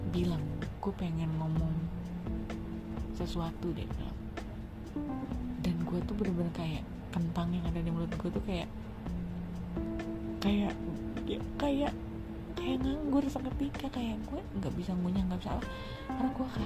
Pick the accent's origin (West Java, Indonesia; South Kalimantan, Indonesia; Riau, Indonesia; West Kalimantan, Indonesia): West Java, Indonesia; karena gue Sunda di Sunda tuh seperti apa gitu kan